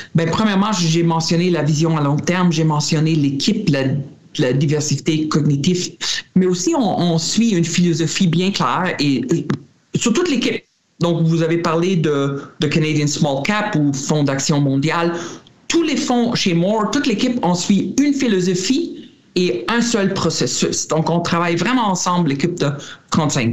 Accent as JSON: {"language": "French", "country": "Germany", "tie": "born or raised there", "moved": "yes", "said": "J'étais en Allemagne, euh, ben, mon pays natal"}